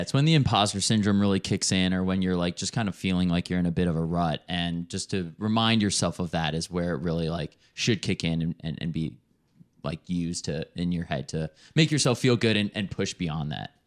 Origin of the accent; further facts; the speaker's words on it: Chicago, Illinois, United States; now in Denver, United States; I'm from Chicago originally